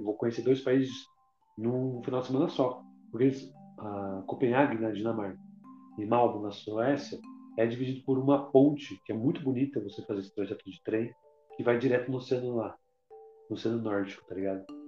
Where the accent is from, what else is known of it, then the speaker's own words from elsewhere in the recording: Brazil; also born or lived in Portugal; sou brasileiro